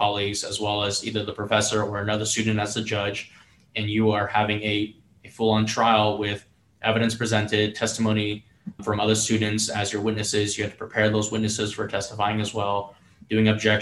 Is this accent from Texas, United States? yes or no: yes; Plano, Texas, United States; now in Houston, United States; I am from Dallas, Texas, born and raised in a suburb of Dallas in North Dallas called Plano